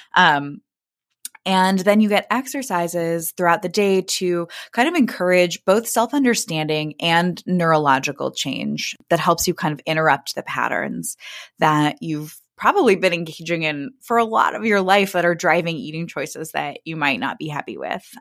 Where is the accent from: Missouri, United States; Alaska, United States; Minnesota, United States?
Missouri, United States; Kansas City; now in Brooklyn, United States; I grew up in Kansas City, Missouri